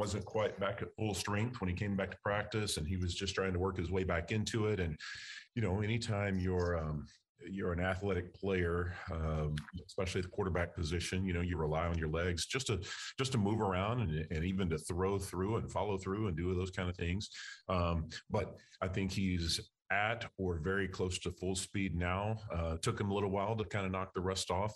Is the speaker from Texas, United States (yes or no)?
yes; Texas, United States; moved away as an adult; also born or lived in Louisiana; I'm from Texas. My wife is from Texas. Haven't been back to live in over 20 years. And so an opportunity to come back home